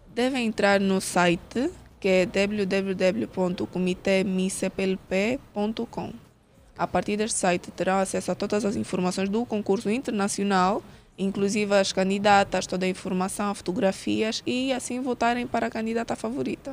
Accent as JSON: {"language": "Portuguese", "country": "Angola", "said": "como angolana em si"}